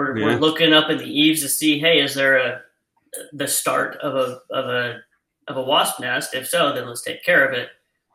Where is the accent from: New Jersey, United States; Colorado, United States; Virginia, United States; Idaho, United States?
Idaho, United States; moved away; I grew up in Idaho, so deer and elk is what I've hunted